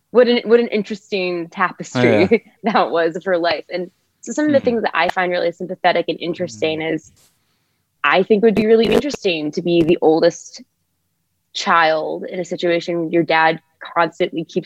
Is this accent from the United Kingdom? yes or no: no; United States; accent: American; I'm an American actor and playwright